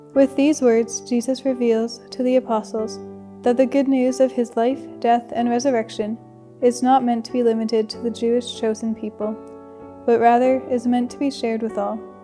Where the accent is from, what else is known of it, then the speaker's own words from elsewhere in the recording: Calgary, Alberta, Canada; moved away; from Calgary, Alberta, and I'm a second year student at St. Therese.